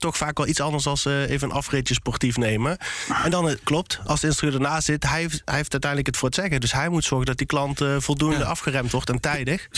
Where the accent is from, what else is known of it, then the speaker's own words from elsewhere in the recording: Eindhoven, North Brabant, Netherlands; in Eindhoven, waar ik vandaan kom